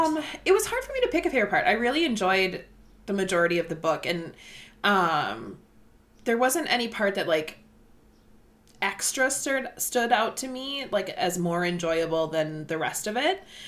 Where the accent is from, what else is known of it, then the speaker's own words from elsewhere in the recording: Wisconsin, United States; accent: Wisconsin; we're we're very Midwestern. Our, yeah, our Wisconsin accents.